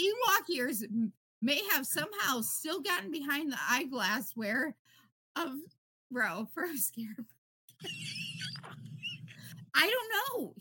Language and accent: English; Illinois, United States; I'm from Illinois. Chicago Bulls girl